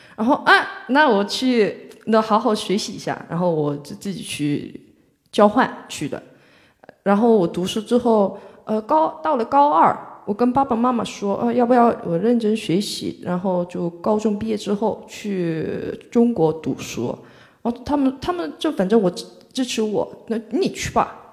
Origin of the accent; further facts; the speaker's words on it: Mokpo, South Jeolla, South Korea; Chinese is a second language; moved away as an adult; now in Shanghai, China; 我是来自全罗南道的一个，呃，属于中国的三四四线城市吧，就是很，对，三四线城市